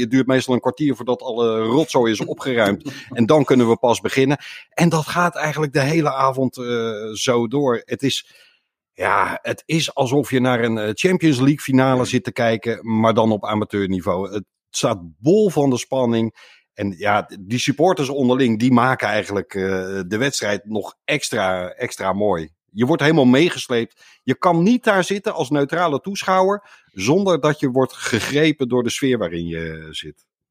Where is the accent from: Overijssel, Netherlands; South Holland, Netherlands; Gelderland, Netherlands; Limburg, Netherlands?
South Holland, Netherlands; Boskoop; opgegroeid in Boskoop